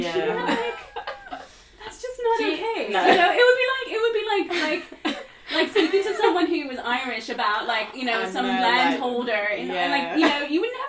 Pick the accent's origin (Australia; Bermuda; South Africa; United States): Bermuda; and you know, I'm from Bermuda. Like, what? I'm a descendant of slaves.